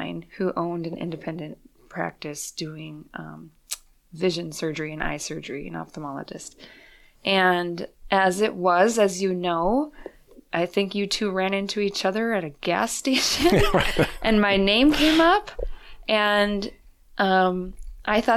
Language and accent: English; Fargo, North Dakota, United States; moved away as an adult; I was born and raised in Fargo, North Dakota